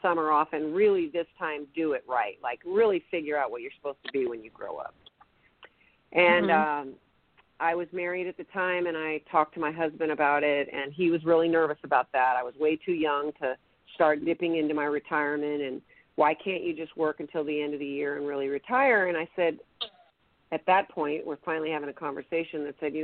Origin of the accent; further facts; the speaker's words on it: Sacramento, California, United States; also born or lived in Boston, Massachusetts; I was born in Boston, grew up in Sacramento, went to high school